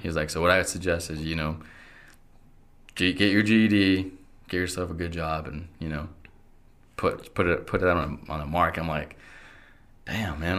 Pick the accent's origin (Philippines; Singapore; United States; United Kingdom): United States; Idaho Falls, Idaho; also born or lived in Querétaro, Mexico / Logan; I was born in Querétaro. Um, and we came here to Idaho Falls when I was two